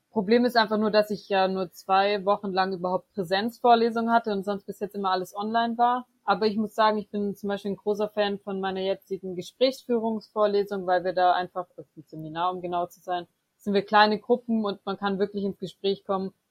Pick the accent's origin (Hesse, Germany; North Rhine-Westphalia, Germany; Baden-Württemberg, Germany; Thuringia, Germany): Baden-Württemberg, Germany; Böblingen; now in Freiburg, Germany; ursprünglich aus Böblingen, das ist in der Nähe von Stuttgart. Genau, da bin ich groß geworden, aufgewachsen und habe eigentlich da bisher vor Freiburg mein ganzes Leben